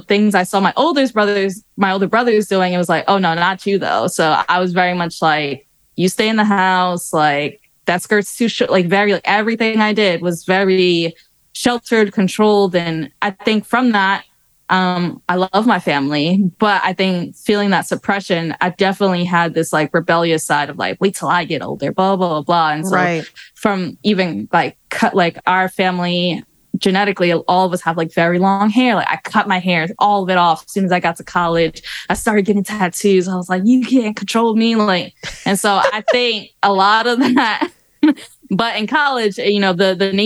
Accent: New York City, New York, United States; born or raised there

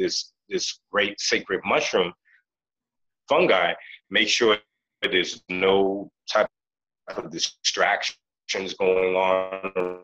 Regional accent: Boston, Massachusetts, United States; I grew up in Boston, in a city called Roxbury, right?

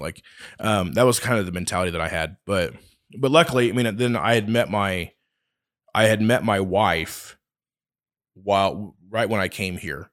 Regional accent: Oakley, United States; moved away as an adult; now in Hays, United States; I'm from Oakley

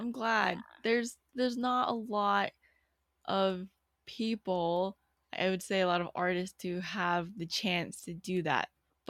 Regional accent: United States; growing up in America

